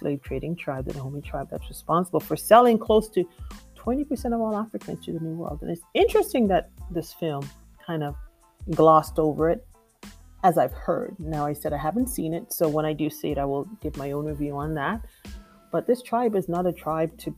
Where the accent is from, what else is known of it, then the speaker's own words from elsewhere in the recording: Jamaica; I'm from Jamaica, and it's considered a matriarchal society